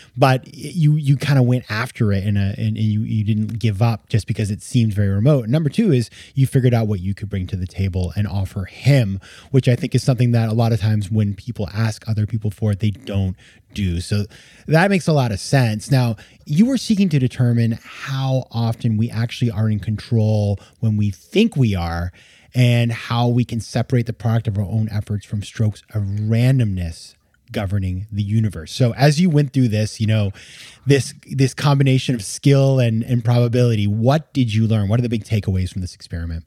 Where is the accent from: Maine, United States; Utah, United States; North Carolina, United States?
Maine, United States; moved away as an adult; also born or lived in New York City; I'm from Maine